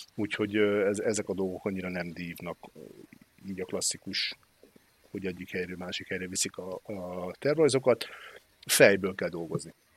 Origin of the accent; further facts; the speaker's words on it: Hungary; nagyon büszkén vallottam magam magyarnak mindig is